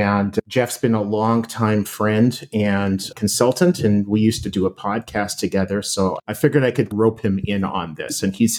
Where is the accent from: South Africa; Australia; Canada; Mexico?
Canada; Winnipeg, Manitoba; now in Minneapolis, United States; So I grew up in Winnipeg, dual U.S.-Canadian citizen, which is why I'm wearing a Team Canada jersey